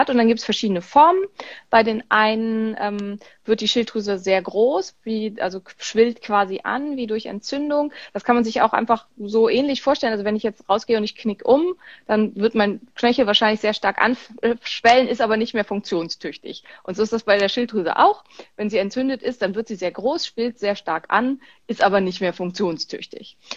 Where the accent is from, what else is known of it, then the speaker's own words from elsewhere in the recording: Berlin, Germany; Ähm, also, ich bin aus Berlin.